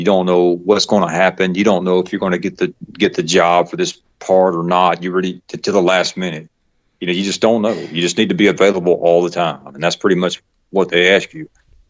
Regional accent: the South, United States; accent: Southern; So here I try to speak with a less Southern accent, you know, because it not sound too much like a country bumpkin, but you know, it's one of those things. It's just part of who I am.

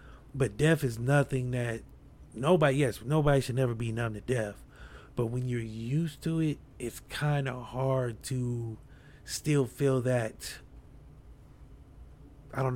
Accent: Akron, Ohio, United States; I'm from Akron, but we're close to Cleveland

